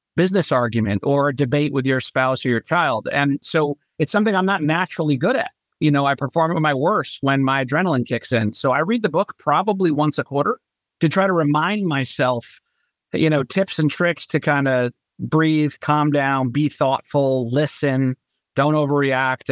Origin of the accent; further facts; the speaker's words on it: Norwalk, Connecticut, United States; moved away as an adult; also born or lived in Lancaster, Pennsylvania; now in Charleston, United States; I was born and raised in Norwalk, Connecticut